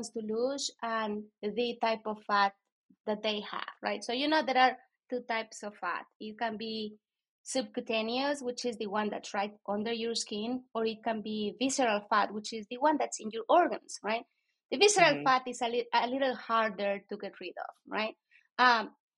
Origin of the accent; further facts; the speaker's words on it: Guatemala; accent: Latino; moved away; I'm from Guatemala.